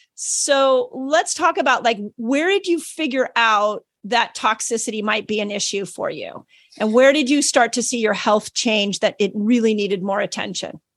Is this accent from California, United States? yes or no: yes; Malibu, California, United States; I grew up in Malibu